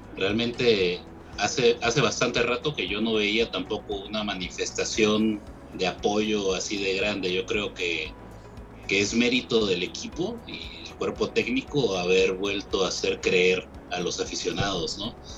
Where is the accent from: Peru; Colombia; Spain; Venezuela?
Peru; como peruano